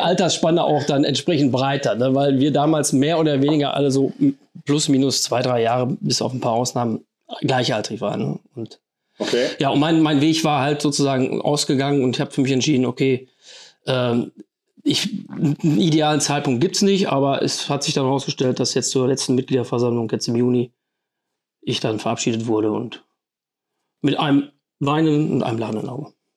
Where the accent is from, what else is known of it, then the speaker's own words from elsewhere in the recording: Fredeburg, North Rhine-Westphalia, Germany; ich bin auch gebürtiger Fredeburger